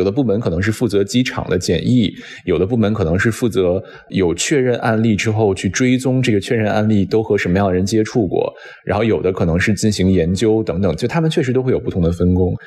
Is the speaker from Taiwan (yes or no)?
no; China; now in Washington, United States; 我们身在国外，作为中国人身在国外